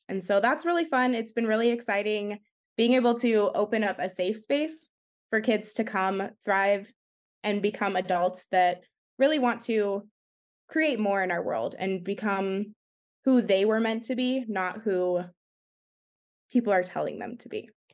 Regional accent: Arizona, United States; also born or lived in San Jose, California; I live in Arizona. I was originally born and raised in San Jose, California, And I moved here when I was about ten years old, and I call Arizona my home

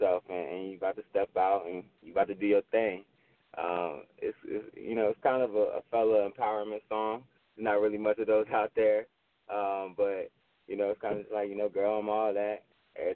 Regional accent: Richmond, Virginia, United States; I'm an artist from Richmond, Virginia

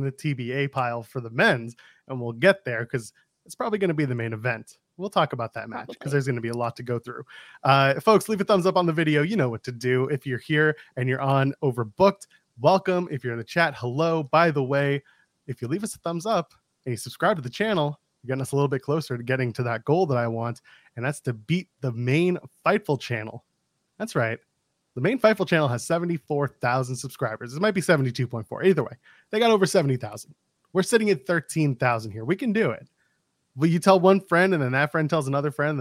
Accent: Canada; I'm a Canadian

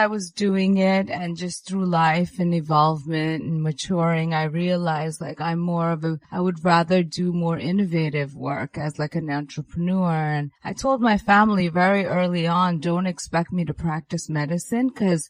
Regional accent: New York, United States; I'm Indian origin, even though I'm American, born and raised in New York

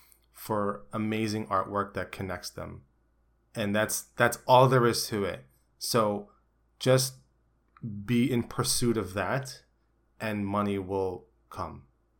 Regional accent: Chicago, Illinois, United States; By the way, I'm from Chicago.

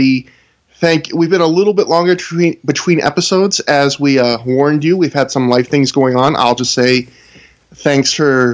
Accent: Canada; I'm Canadian

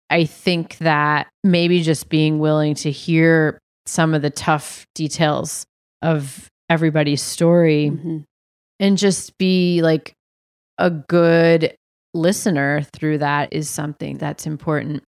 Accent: New Hampshire, United States; moved away as an adult; also born or lived in Massachusetts; now in Philadelphia, United States; we lived there till I was 4. Then we moved to New Hampshire and I lived there till I graduated high school and moved to Philly to go to college

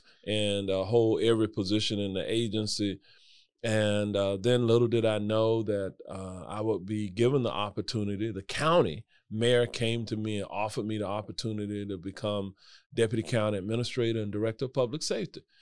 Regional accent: Orlando, Florida, United States; I grew up in Washington Shores

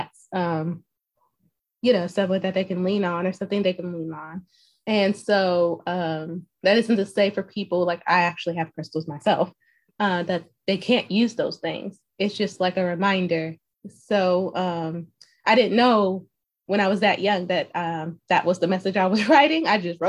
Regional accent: Alabama, United States; also born or lived in Waukegan, Illinois; So funny fact, I was born near Chicago in a city called Waukegan, Alabama, where I guess you can say it's like a nearby suburb. I left when I was five. So I like to say that I'm a full bred Southerner because I only spent 5 years up north in Chi-Town.

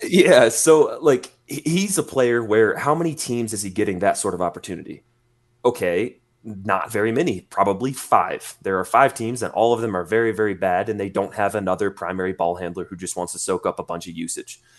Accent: Indiana, United States; from my home state of Indiana

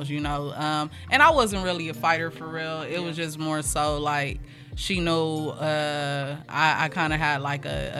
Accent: Los Angeles, California, United States; also born or lived in Inglewood, California; I come from the district, Crenshaw District

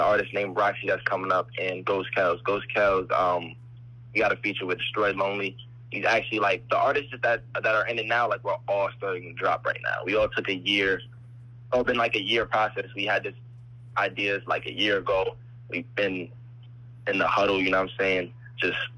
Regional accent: New Jersey, United States; also born or lived in Boston; Soon as I was being born, I grew up in Jersey. We moved to Jersey

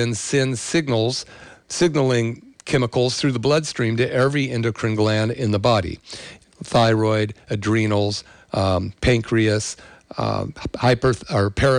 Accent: the Bay Area, California, United States; I grew up in the 60s and 70s in the Bay Area

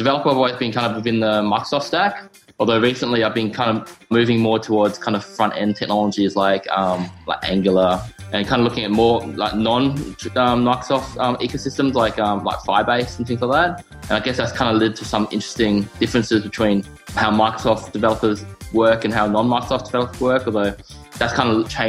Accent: Canberra, Australian Capital Territory, Australia; So I'm from Australia. I'm actually from a small town in Australia called Canberra. It's actually the capital of Australia, but it's only got like 400,000 people.

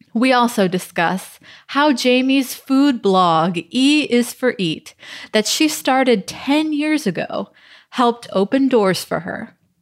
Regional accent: New Orleans, Louisiana, United States; growing up in New Orleans, yeah, obviously food was a part of our, our life

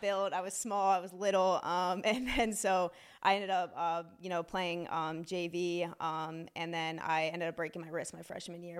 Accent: Silver Spring, Maryland, United States; also born or lived in Frederick County, Maryland; I grew up in Silver Spring until about fifth grade

